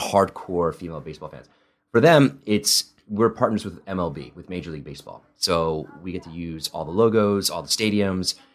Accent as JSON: {"language": "English", "region": "Midwest", "country": "United States", "tie": "born or raised there", "also_born_or_lived": "Spain / Italy", "first_language": "Italian", "second_language": "English", "said": "I grew up in the Midwest"}